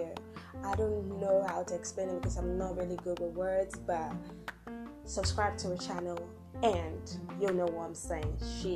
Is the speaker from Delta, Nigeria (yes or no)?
no; Akwa Ibom, Nigeria; I'm from Akwa Ibom State in Nigeria